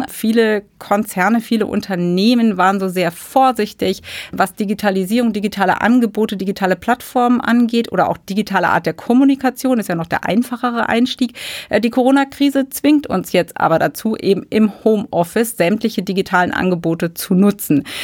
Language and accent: German; Germany; Und ja, da sind wir nicht so sehr begeistert von als Deutsche.